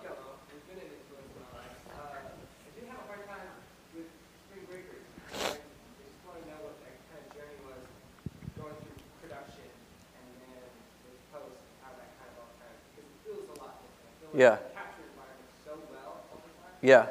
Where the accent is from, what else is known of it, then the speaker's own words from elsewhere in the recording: Nashville, Tennessee, United States; moved away; also born or lived in New York; growing up in Nashville